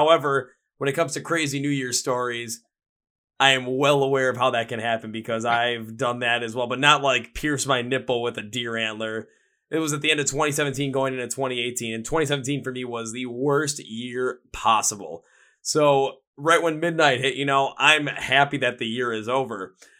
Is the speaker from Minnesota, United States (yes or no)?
no; Wisconsin, United States; I'm from Wisconsin.